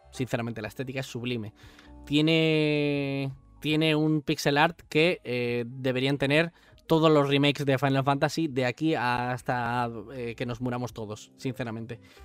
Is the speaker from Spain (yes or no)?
yes; Spain; Yo soy español